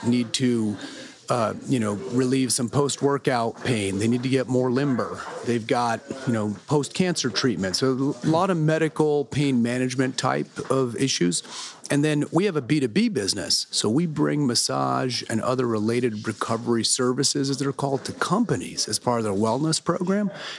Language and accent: English; Fresno, California, United States; I hail from Fresno, California, Central Valley, farm town.